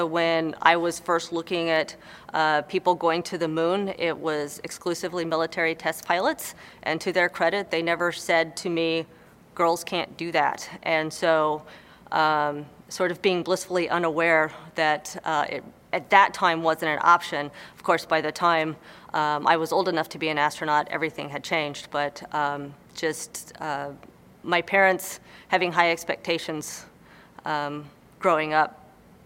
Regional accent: Houston, Texas, United States; growing up in Houston

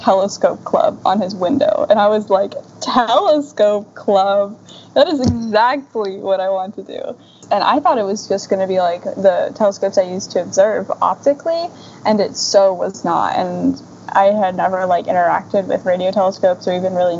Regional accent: Tampa, Florida, United States; moved away as an adult; now in Pittsburgh, United States; I'm from Tampa. I was born in Pittsburgh, and I go to school at University of Pittsburgh

